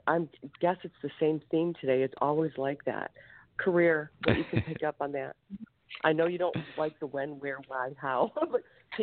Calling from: Ohio, United States; I'm calling from Ohio.

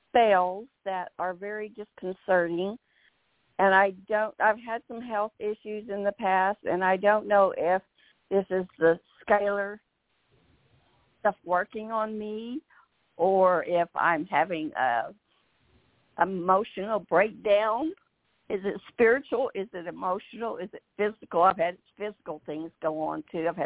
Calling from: Fort Smith, Arkansas, United States; Uh, Fort Smith, Arkansas.

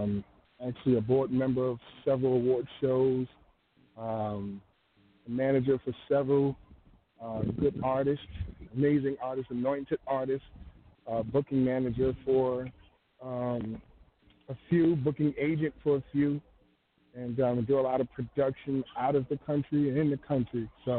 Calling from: Tallahassee, Florida, United States; I'm calling from Tallahassee, Florida.

